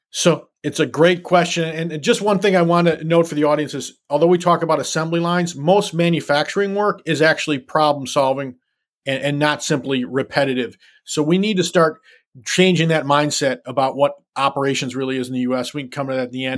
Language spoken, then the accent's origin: English; Detroit, Michigan, United States; I was born and raised in the city of Detroit